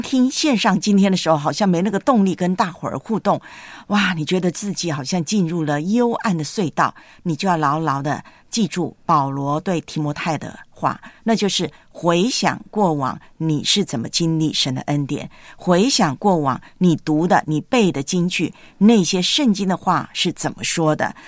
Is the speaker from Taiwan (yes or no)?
yes; Taiwan; 我小时候在哦。台湾读书的时候，我们到了中学啊，啊，一律都是西瓜皮